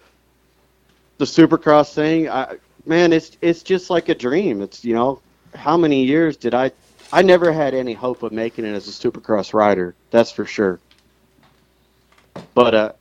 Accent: Princeton, New Jersey, United States; moved away; also born or lived in Queens, New York; I'm actually from the same town this Microbit team is from Princeton, New Jersey.

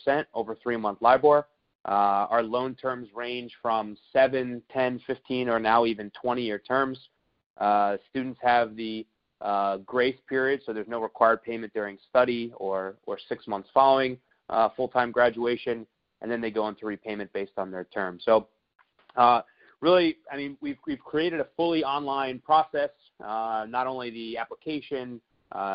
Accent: United States; As an American

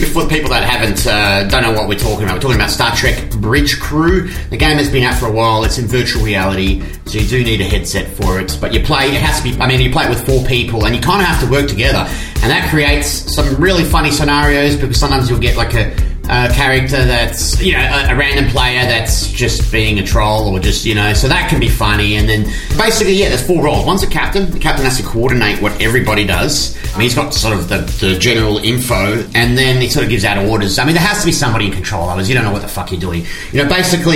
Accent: Australia; it's not easy being Australian

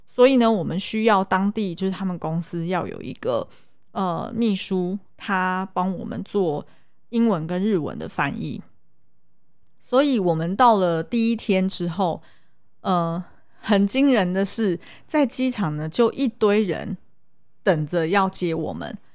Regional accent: Taiwan; 我们是台湾人

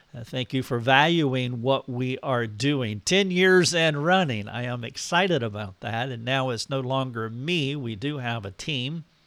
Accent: United States; I am an American

